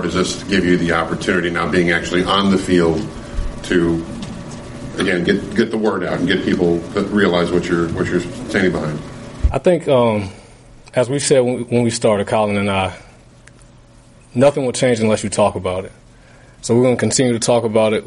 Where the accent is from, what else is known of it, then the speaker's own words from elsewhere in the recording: United States; I grew up black in America